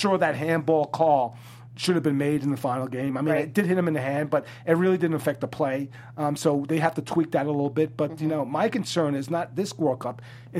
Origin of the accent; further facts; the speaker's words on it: New York City, New York, United States; I'm from the Bronx